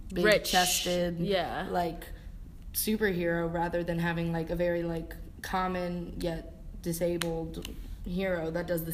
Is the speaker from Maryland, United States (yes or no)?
yes; Howard County, Maryland, United States; I am from Howard County, Maryland.